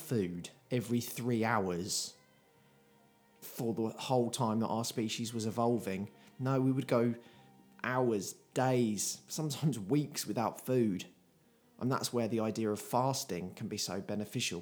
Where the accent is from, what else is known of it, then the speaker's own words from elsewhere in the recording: United Kingdom; I'm very British